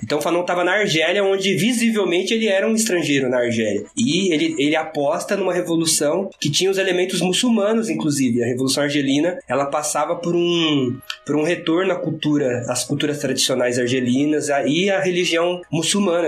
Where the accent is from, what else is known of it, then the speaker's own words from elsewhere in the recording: ABC Paulista, São Paulo, Brazil; eu sou daqui do ABC Paulista